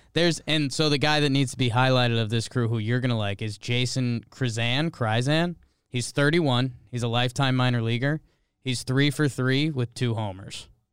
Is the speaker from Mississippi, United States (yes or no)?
no; Connecticut, United States; now in New York, United States; I grew up in Connecticut